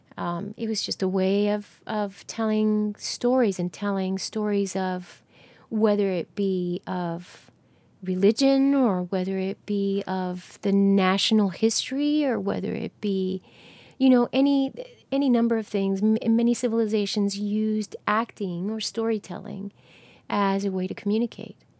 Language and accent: English; New Jersey, United States; moved away; I'm from New Jersey